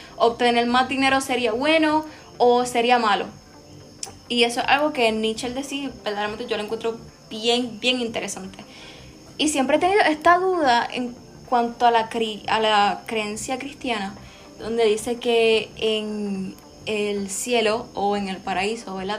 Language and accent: Spanish; Puerto Rico; las raíces africanas que tenemos todos como puertorriqueños